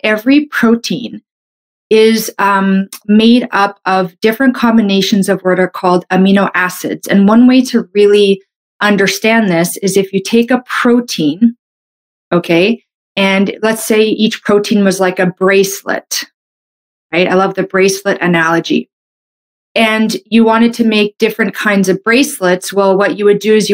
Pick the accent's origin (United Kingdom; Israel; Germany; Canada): Canada; I'm a Canadian medical doctor